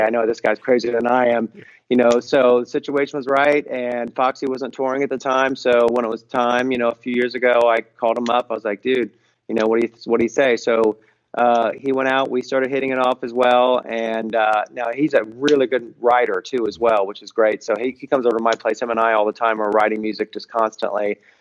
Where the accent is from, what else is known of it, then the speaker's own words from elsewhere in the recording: Cincinnati, Ohio, United States; I'm from Cincinnati, as I told you, and and uh, funk has been always been a uh, you know a cornerstone of who I am, music I listen to, and a big part of that is from growing up in Cincinnati